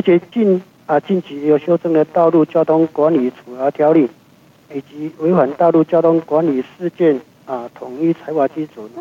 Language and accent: Chinese; Taiwan; 我们台湾这边